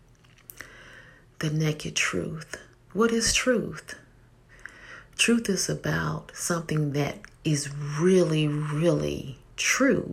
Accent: Tennessee, United States; moved away; I am from Tennessee, and I'm glad about it, even though now I live up north.

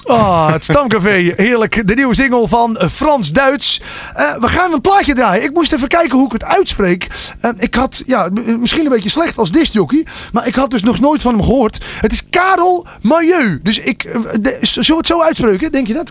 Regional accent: North Holland, Netherlands; ik kom zelf uit Noord-Holland

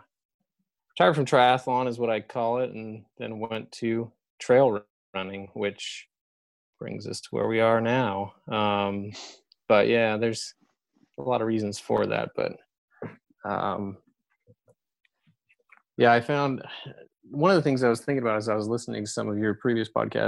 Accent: San Francisco, California, United States; moved away; I grew up in San Francisco

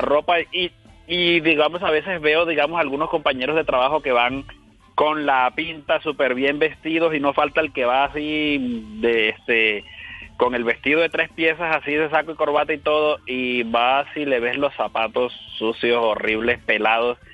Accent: San Juan del Cesar, La Guajira, Colombia; moved away as an adult; also born or lived in Valledupar, Cesar, Colombia; now in Canada; yo soy de La Guajira, pero casi siempre viví en Valledupar, aunque siempre estaba entre los dos lugares, ¿no? Entre San Juan y Valledupar

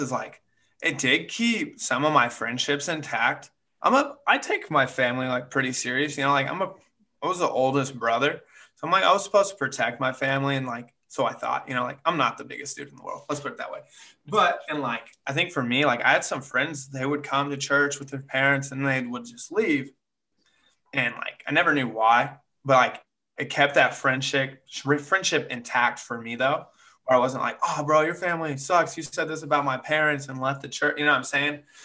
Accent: Chickasha, Oklahoma, United States; moved away; my dad and mom were youth pastors in Chickasha, Oklahoma for quite a while, grew up there for a little bit

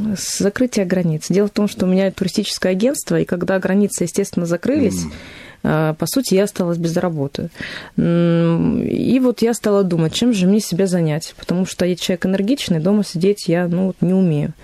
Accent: Volgodonsk, Rostov Oblast, Russia; moved away as an adult; now in Stavropol, Russia; Сама я уроженка города Волгодонска, это Ростовская область

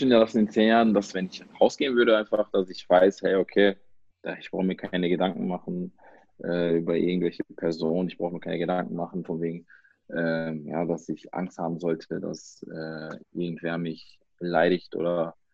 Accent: Germany; also ich bin hier aufgewachsen und wenn ich dann sage, ja, ich komme aus Deutschland

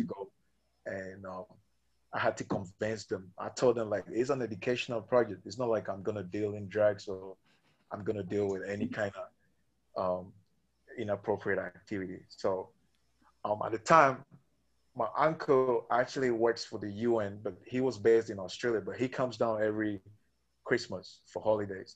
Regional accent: Ghana; moved away as an adult; now in Colombia; I'm from Ghana.

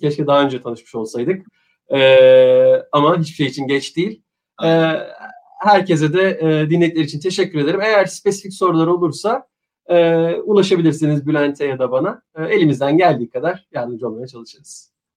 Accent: Turkey; moved away as an adult; also born or lived in Frankfurt, Germany / London, United Kingdom / Dubai, United Arab Emirates; now in Japan; bir Türk olarak

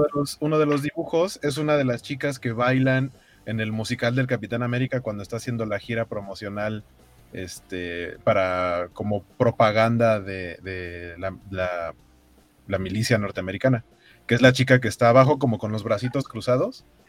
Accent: Mexico; las piñatas que tenemos aquí en México

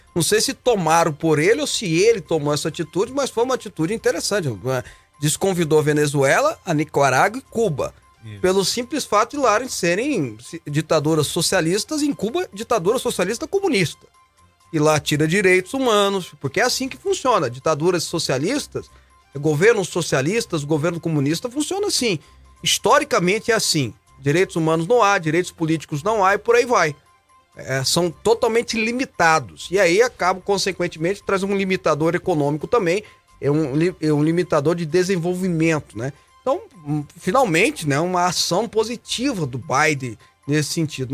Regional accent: Goiânia, Goiás, Brazil

